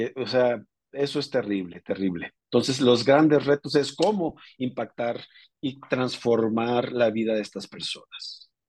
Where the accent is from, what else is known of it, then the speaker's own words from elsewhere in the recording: northern Mexico, Mexico; yo soy una persona transfronteriza del norte de México con raíces eh, familiares tanto en Arizona, Texas y Chihuahua